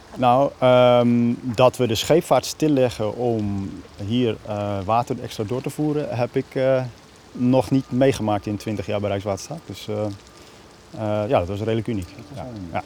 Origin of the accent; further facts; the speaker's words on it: Friesland, Netherlands; moved away; ik ben opgegroeid in Friesland